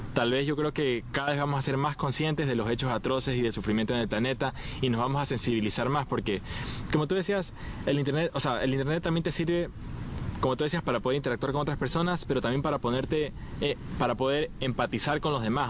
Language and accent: Spanish; Ecuador; soy ecuatoriano